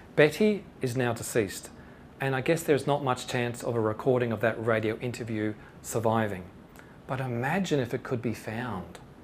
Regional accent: Shepparton, Victoria, Australia; the tuck shop for me growing up in Shepparton in Victoria

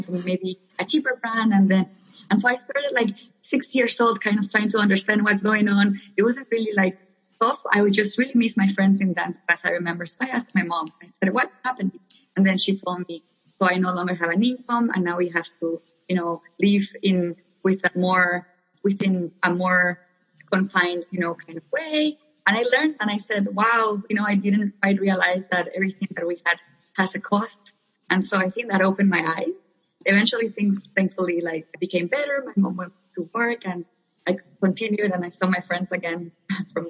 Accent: Nicaragua; moved away as an adult; also born or lived in New York, United States; now in United States; I'm originally from Nicaragua. I was born and raised there. I came to the U.S. for college when I was 18, and I've been here ever since

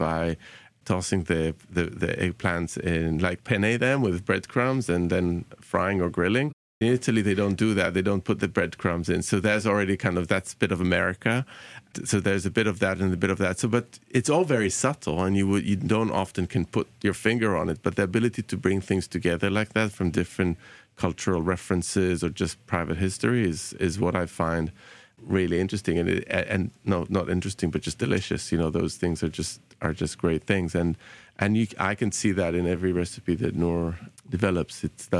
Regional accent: Bahrain; you know, that kind of growing up in Bahrain and kind of having those particular flavors is absolutely there

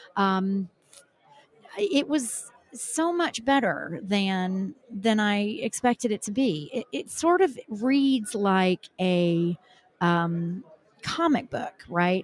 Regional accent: the South, United States; as a Southerner

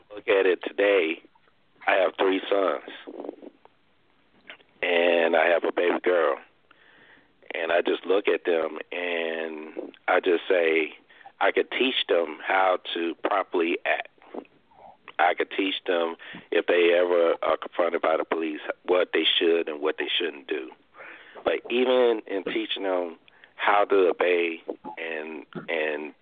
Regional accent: Arkansas, United States; my hometown in Arkansas

